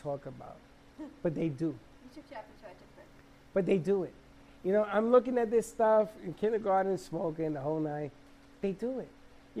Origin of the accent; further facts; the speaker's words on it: New York, United States; I'm from New York